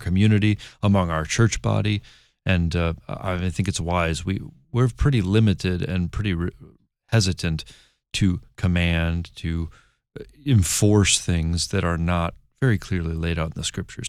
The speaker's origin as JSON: {"language": "English", "region": "Michigan", "country": "United States", "said": "I'm from Michigan"}